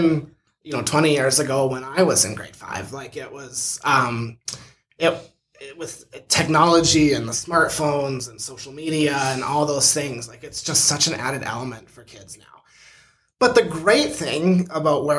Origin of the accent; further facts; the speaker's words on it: Sceptre, Saskatchewan, Canada; moved away; also born or lived in Medicine Hat, Alberta; I grew up in Scepter, Saskatchewan, which is a really tiny town outside of Leader